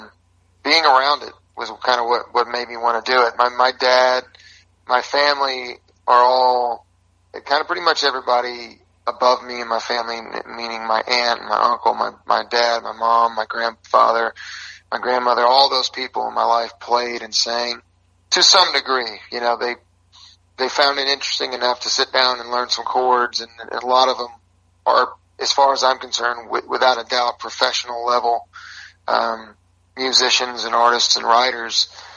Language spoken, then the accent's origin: English; Texas, United States; moved away as an adult; also born or lived in Mount Juliet, Tennessee; now in Nashville, United States; I'm a Texan at heart, but currently living in Nashville